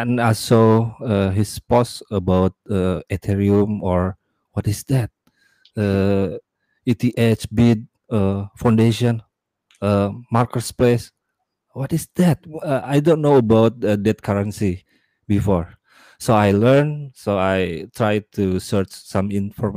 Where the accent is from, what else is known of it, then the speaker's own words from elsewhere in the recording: Indonesia; I'm from Indonesia